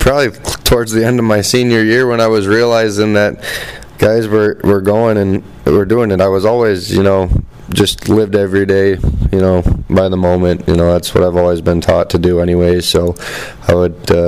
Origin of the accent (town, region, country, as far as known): Toledo, Ohio, United States; born or raised there